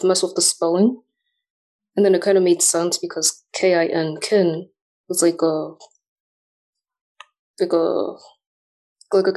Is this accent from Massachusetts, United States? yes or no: yes; Boston, Massachusetts, United States; I was born in Boston, and then my other siblings were all born in America. So I was their first Americanized child